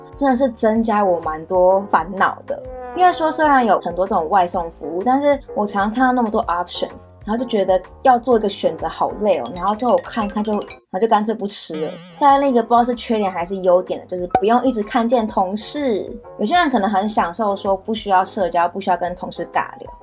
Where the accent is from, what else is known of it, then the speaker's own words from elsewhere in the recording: Taiwan; accent: Taiwanese; 因为我是台湾人嘛，我从小到大讲 的中文口音都是台湾口音